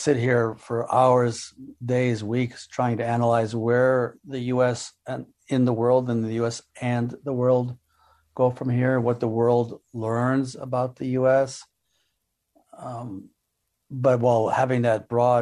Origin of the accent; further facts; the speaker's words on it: Israel; I'm not from Afghanistan. I'm from Israel